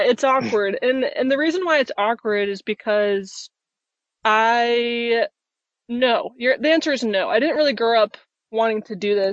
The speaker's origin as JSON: {"language": "English", "region": "Utah", "country": "United States", "tie": "born or raised there", "moved": "as an adult", "said": "I grew up in Utah as well"}